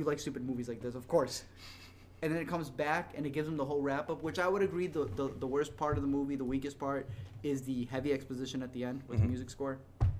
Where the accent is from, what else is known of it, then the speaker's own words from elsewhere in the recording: Mexico; I'm literally from Mexico